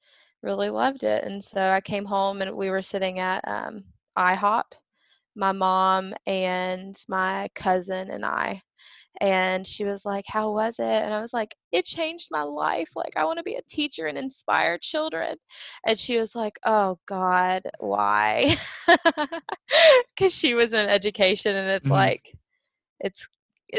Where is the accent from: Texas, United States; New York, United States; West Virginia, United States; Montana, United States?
West Virginia, United States; Princeton; also born or lived in Charlotte, North Carolina / Inez, Kentucky; So I'm originally from West Virginia. Grew up in a little town called Princeton